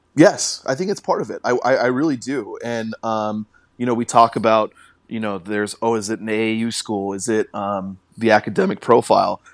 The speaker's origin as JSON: {"language": "English", "town": "Carnation", "region": "Washington", "country": "United States", "tie": "born or raised there", "also_born_or_lived": "Boise, Idaho", "said": "I grew up in Carnation, Washington"}